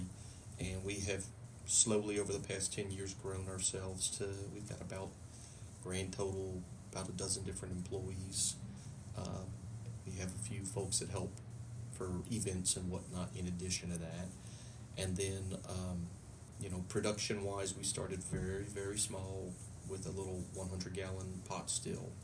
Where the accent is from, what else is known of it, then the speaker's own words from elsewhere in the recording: Louisiana, United States; moved away as an adult; now in Fort Campbell area, United States; I'm originally from Louisiana, and I was stationed here